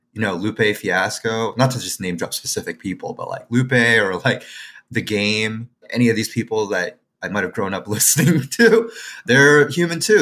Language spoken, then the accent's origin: English; Quebec, Canada; I'm a Chinese person who grew up in Quebec, right, or Canadian, Chinese Canadian who grew up in Quebec